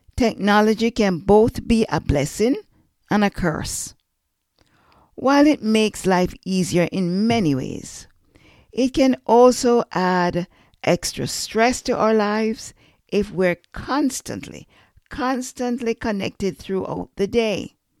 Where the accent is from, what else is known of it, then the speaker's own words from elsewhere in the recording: Jamaica; I'm Jamaican